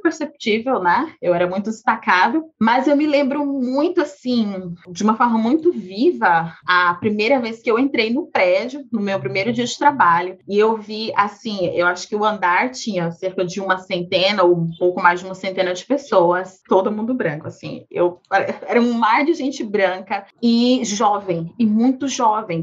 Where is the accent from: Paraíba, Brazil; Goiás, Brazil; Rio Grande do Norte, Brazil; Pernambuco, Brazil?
Goiás, Brazil; Goiânia; moved away as an adult; now in São Paulo, Brazil; Eu nasci em Goiânia, Goiás, então sou ali do Centro-Oeste. Atualmente moro em São Paulo